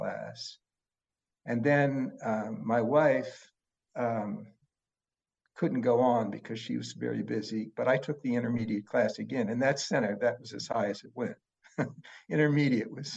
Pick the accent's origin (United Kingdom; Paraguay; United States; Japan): United States; Pittsburgh, Pennsylvania; I grew up in Pittsburgh, which is a very Catholic town